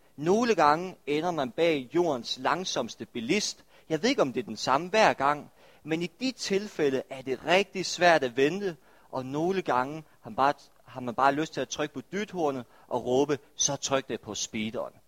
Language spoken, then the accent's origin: Danish; Denmark; vi som danskere er en, er en del af en anti-ventekultur